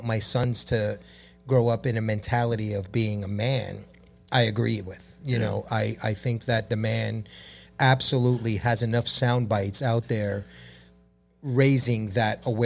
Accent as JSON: {"language": "English", "town": "New York City", "region": "New York", "country": "United States", "said": "I'm a New Yorker"}